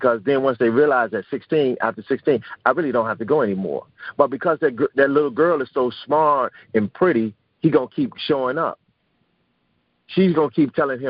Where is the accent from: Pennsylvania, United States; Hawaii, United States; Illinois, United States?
Illinois, United States; Chicago; I was born and raised on the South Side of Chicago